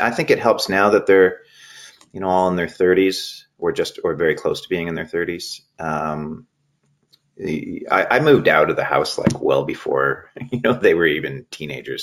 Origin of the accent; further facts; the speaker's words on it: Maple Ridge, British Columbia, Canada; also born or lived in Toronto / Vancouver; I grew up in Maple Ridge, uh, and then I was in Toronto at the beginning uh, for 2003 to 2005, and then I've been back in Vancouver since then